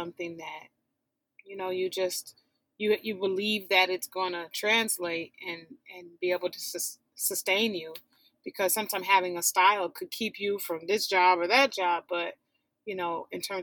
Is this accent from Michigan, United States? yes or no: yes; Detroit, Michigan, United States; moved away; I'm from Detroit, born and raised